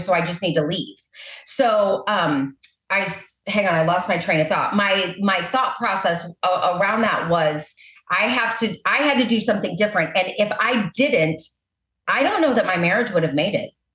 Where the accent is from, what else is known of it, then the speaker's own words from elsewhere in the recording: Maryland Heights, Missouri, United States; also born or lived in Southern California; now in O'Fallon, United States; I grew up in Maryland Heights, Missouri.